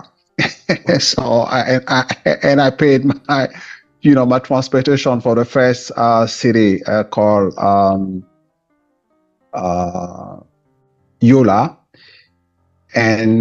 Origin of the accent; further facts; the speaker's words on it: Douala, Littoral, Cameroon; moved away; also born or lived in Nigeria / Benin; I'm originally from Cameroon, from Douala